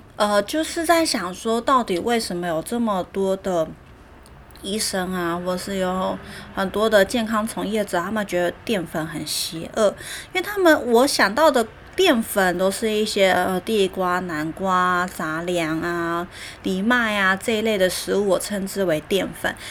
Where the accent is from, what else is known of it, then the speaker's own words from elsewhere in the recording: Taiwan; 我们台湾人